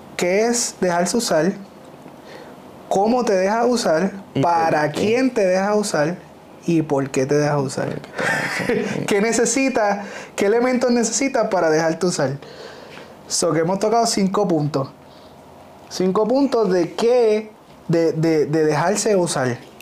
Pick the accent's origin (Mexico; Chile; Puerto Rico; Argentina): Puerto Rico; Ponce; somos de Ponce